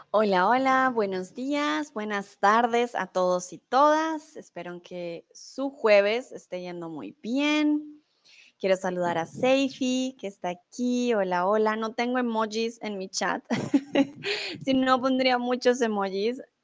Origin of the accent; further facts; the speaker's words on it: Bogotá, Colombia; moved away as an adult; also born or lived in Germany; now in Mexico; soy de Colombia, soy de la capital, de Bogotá.